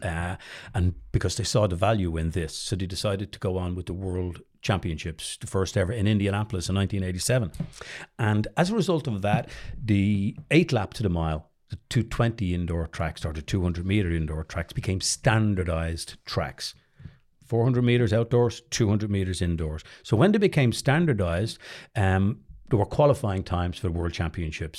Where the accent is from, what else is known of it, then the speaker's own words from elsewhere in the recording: Dublin, Leinster, Ireland; also born or lived in United States; growing up in Drumna